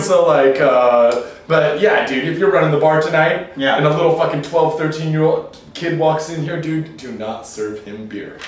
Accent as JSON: {"language": "English", "town": "Seattle", "region": "Washington", "country": "United States", "moved": "yes", "lives_now": "Japan", "said": "we're from Seattle"}